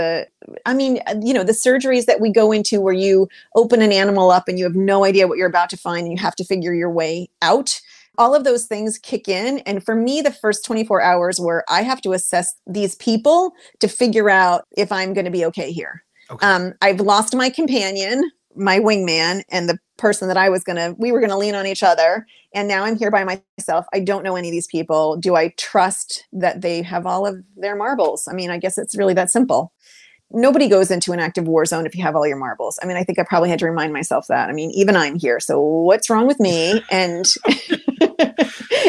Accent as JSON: {"language": "English", "region": "New Hampshire", "country": "United States", "tie": "born or raised there", "moved": "yes", "lives_now": "Maryland, United States", "said": "growing up in New Hampshire when my parents didn't buy a house that had plumbing"}